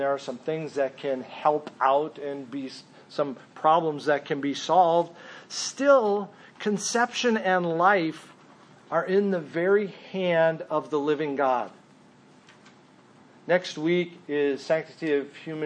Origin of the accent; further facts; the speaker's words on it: Minnesota, United States; also born or lived in Mesa, Arizona / California; I grew up a Minnesotan because that's where my parents moved